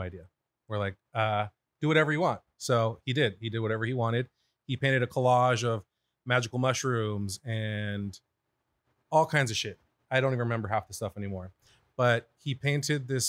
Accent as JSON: {"language": "English", "town": "Moreno Valley", "region": "California", "country": "United States", "tie": "born or raised there", "lives_now": "Corona, United States", "said": "I live in Corona now, but we're both from Moreno Valley"}